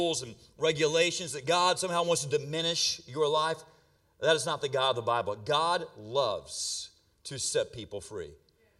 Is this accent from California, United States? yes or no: no; Florida, United States; I'm from Florida, and my people, we do weather in Florida